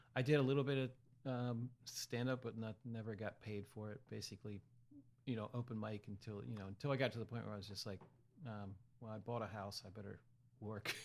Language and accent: English; Hanover, Pennsylvania, United States; moved away as an adult; also born or lived in College Park, Maryland; now in Easton, United States; I'm from Central P- South Central PA, uh, okay, uh, Hanover, Pennsylvania, near Gettysburg